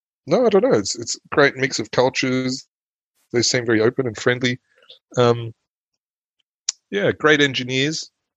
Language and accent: English; Sydney, New South Wales, Australia; first language German; English is a second language; moved away as an adult; also born or lived in Germany; now in Neuss, Germany; Growing up in Cronulla in Sydney, south of Sydney in the early...